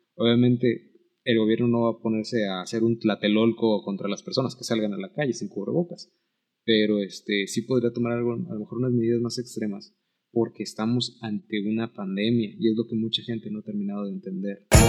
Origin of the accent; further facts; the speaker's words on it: Mexico; como mexicanos